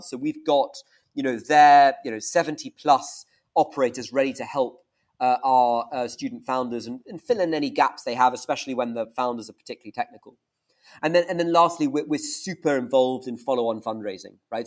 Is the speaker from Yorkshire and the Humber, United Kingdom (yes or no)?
no; Scotland, United Kingdom; also born or lived in Stanford, United States; and I'm Scottish